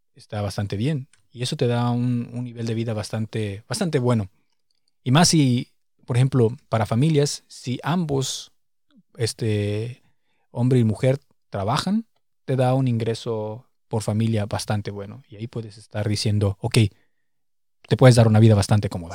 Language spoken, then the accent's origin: Spanish; Morelia, Michoacán, Mexico; moved away as an adult; now in Berlin, Germany; nosotros venimos de la ciudad de Morelia